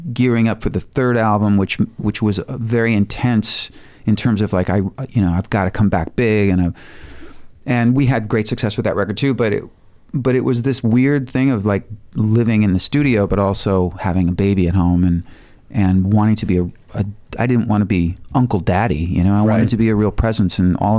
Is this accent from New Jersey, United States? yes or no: no; Highland Park, Illinois, United States; moved away as an adult; also born or lived in Lake Bluff, Illinois; now in Los Angeles, United States; I grew up in Highland Park, not too far from, you know, where I raised my kids